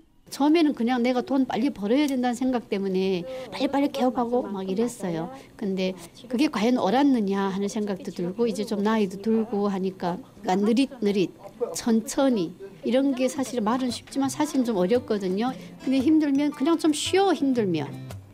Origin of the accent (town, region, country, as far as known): North Korea; moved away as an adult; also born or lived in Chongjin, North Korea; now in South Korea